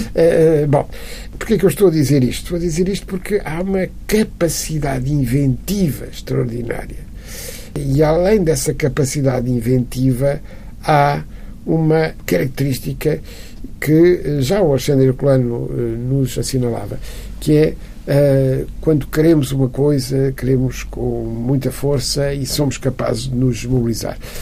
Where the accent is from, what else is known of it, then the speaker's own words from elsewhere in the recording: Lisbon, Portugal; eu nasci em casa do meu avô, eh, essa casa antiga foi entretanto demolida, era ali em Campo de Orique, na rua Infantaria 16, onde eu nasci